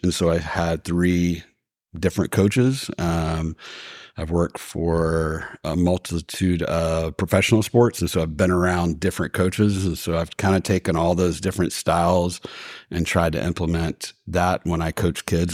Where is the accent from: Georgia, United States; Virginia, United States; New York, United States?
Georgia, United States; Athens; now in Marietta, United States; I grew up in Athens, Georgia.